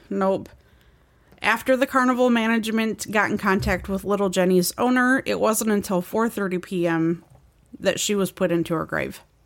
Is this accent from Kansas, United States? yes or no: no; near Waterford, Michigan, United States; near my hometown